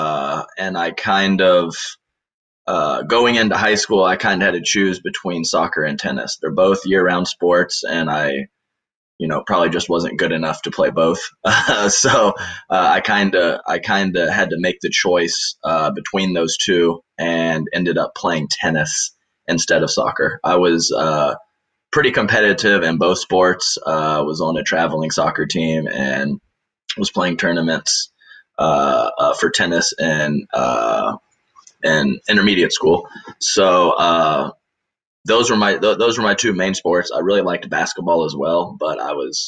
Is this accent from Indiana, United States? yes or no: no; Houston, Texas, United States; also born or lived in Charleston, West Virginia; I was born in Charleston, West Virginia, actually. There is a big DuPont plant there, and that's the company my dad worked for. So was there through third grade, and then in fourth grade I moved to Houston, and that's been my home base pretty much ever since